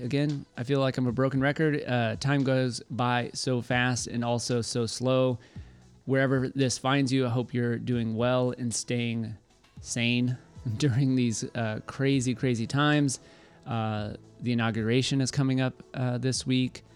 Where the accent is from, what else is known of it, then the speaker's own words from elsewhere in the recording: Waco, Texas, United States; I'm from Waco, and before Magnolia took over our city